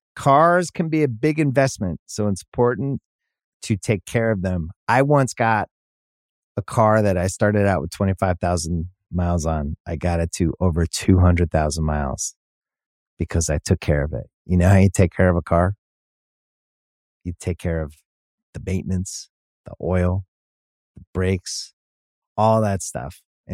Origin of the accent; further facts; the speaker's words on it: Philadelphia, Pennsylvania, United States; We're both from Philly.